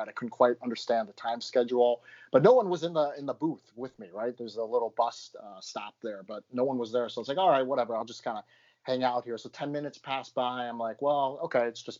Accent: Michigan, United States; moved away as an adult; also born or lived in Minneapolis, Minnesota; now in New York, United States; I grew up in Michigan for probably about 20 years before moving to Minneapolis

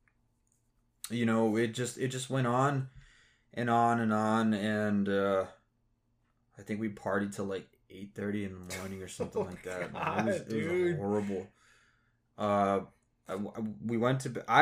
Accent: Texas, United States; I'm from Texas

